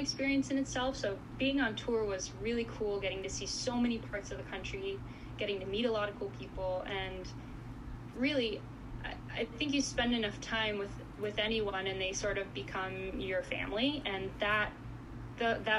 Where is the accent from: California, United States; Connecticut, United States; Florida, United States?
Florida, United States; South; also born or lived in Goiânia, Brazil; now in Illinois, United States; I grew up in South Florida